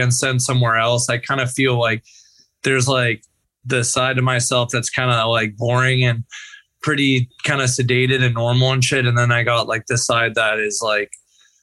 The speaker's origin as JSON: {"language": "English", "area": "Bay Area", "region": "California", "country": "United States", "tie": "born or raised there", "said": "growing up in the Bay Area"}